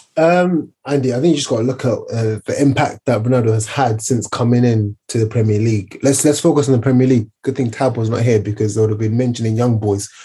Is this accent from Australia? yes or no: no; Zimbabwe; moved away; I remember growing up in Zimbabwe